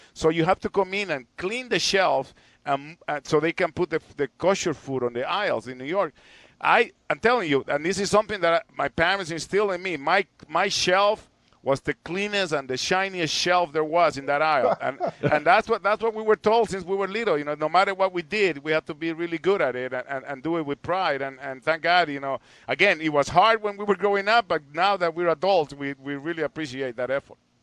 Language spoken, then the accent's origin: English; San Salvador, El Salvador; now in Cleveland, United States; growing up in El Salvador